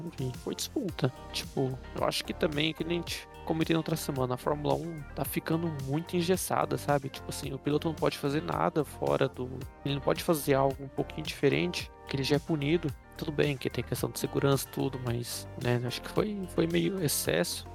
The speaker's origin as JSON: {"language": "Portuguese", "region": "São Paulo", "country": "Brazil", "said": "a gente é de São Paulo"}